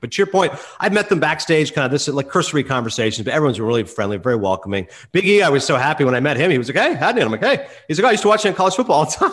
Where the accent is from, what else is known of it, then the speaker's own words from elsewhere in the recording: Eastern Ontario, Canada; growing up in Eastern Ontario